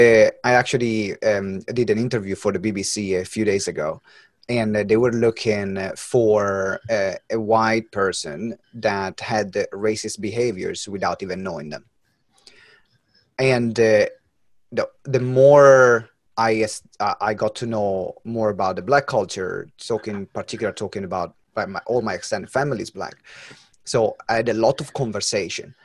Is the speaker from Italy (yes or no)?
yes; Italy; born or raised there; English is a second language; moved away as an adult; now in United Kingdom